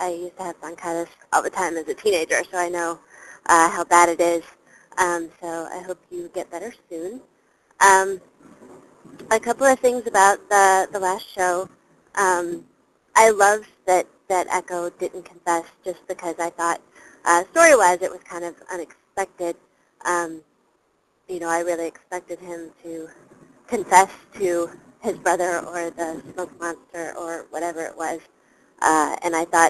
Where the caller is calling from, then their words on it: Chicago, Illinois, United States; … from Chicago. Long-time listener, but first time calling in.